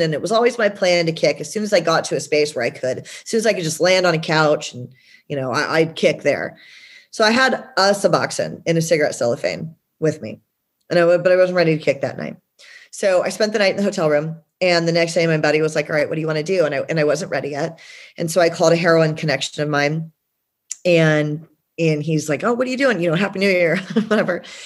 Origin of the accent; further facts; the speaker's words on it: Georgia, United States; now in San Diego, United States; I'm originally from Georgia